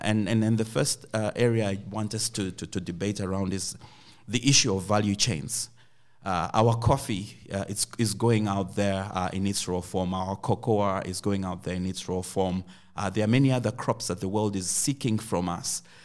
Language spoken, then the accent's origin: English; Zimbabwe; moved away; also born or lived in Uganda; I come from Zimbabwe